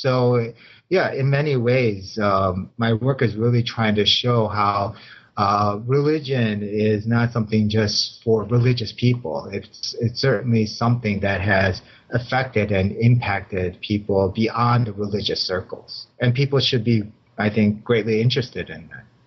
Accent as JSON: {"language": "English", "town": "Chicago", "region": "Illinois", "country": "United States", "tie": "born or raised there", "also_born_or_lived": "Los Angeles area, California", "moved": "as an adult", "lives_now": "Claremont, United States", "said": "I was born and raised in Chicago too"}